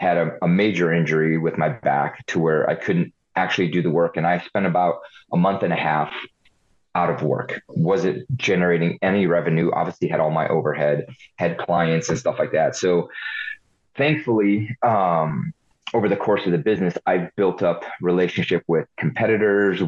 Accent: United States; also born or lived in Hungary / Ohio / California; So I was born in Hungary, first generation. Left Hungary in 82 when it was still communist, so we defected. Came to the state for the American dream. Moved to Ohio, lived on a farm for a few years

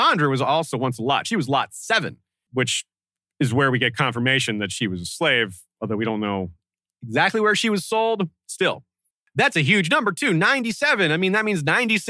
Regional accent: United States; as an American

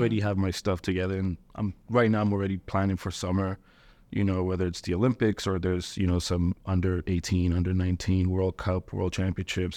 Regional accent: Ethiopia; moved away; I was born in Ethiopia

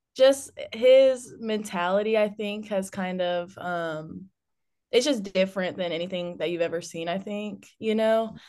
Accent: Douglasville, Georgia, United States; I'm from Douglasville, Georgia

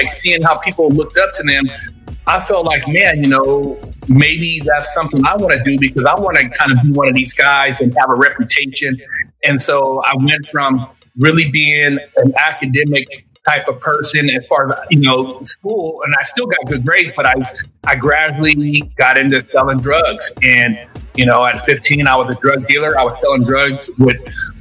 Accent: Sacramento, California, United States; Pretty much grew up in California my whole life.

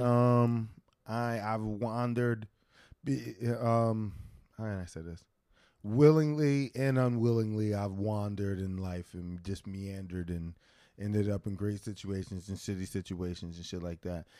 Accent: Philadelphia, Pennsylvania, United States; now in New York, United States; I'm both a Philadelphian and a New Yorker now

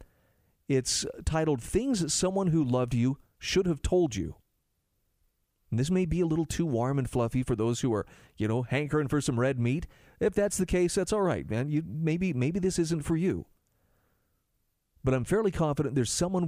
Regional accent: Utah, United States; my home state of Utah

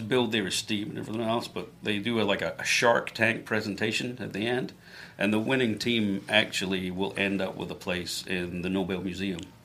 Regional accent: a village outside Glasgow, Scotland, United Kingdom; now in Florida, United States; I was born in Glasgow. Yep, grew up in a little village outside of Glasgow

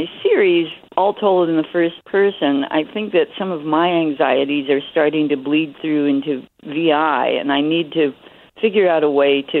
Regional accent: Kansas, United States; Kansas, where I grew up

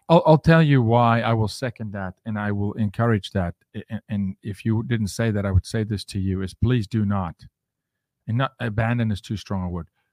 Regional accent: South Africa; now in United States; I'm from Africa.

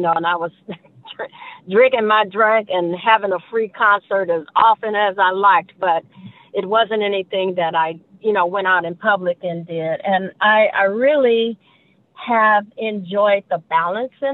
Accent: Gary, Indiana, United States; I grew up in a musical family in church in Gary, Indiana

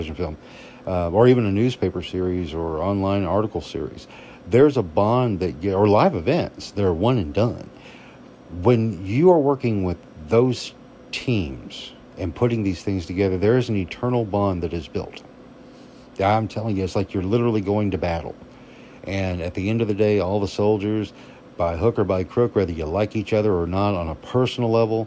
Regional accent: Arkansas, United States; a kid growing up in Arkansas

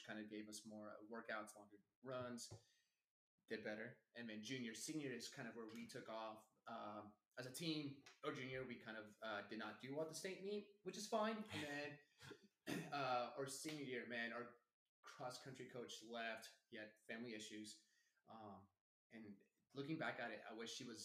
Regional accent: Beaver, Oklahoma, United States; my hometown Beaver

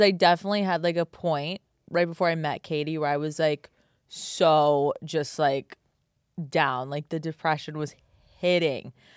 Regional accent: New York City, New York, United States; I grew up in New York City

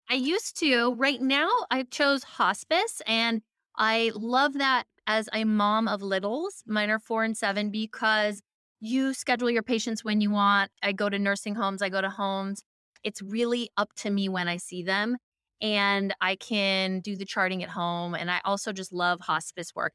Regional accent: Seattle, Washington, United States; I grew up in Seattle, very holistic surroundings

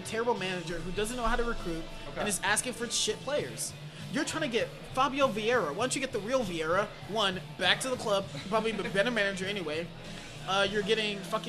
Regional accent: Ghana; I'm Ghanaian

